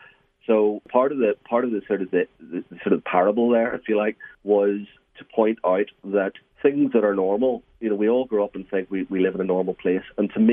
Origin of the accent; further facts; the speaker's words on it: Belfast, Northern Ireland, United Kingdom; moved away as an adult; now in England; I was born in Belfast, grew up there, educated there, and I left Northern Ireland in 1998 for an academic post in England.